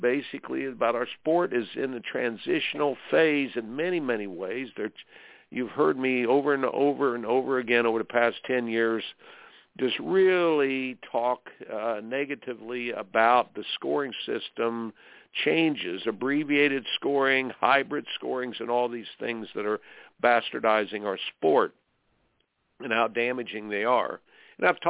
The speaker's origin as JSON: {"language": "English", "region": "Indiana", "country": "United States", "tie": "born or raised there", "said": "I grew up in Indiana"}